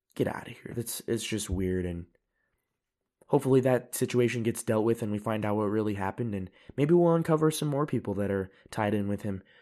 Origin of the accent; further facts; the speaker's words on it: United States; now in Europe; I live in Europe, I'm an American